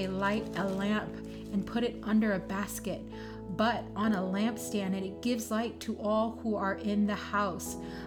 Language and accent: English; Hawaii, United States; I'm from Hawaii.